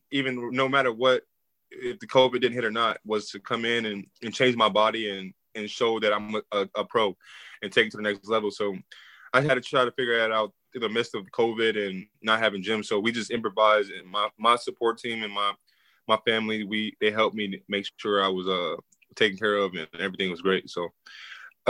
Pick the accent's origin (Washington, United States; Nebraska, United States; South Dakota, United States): Nebraska, United States; Omaha; moved away; also born or lived in Atlanta, Georgia / Minnesota; I'm from Omaha.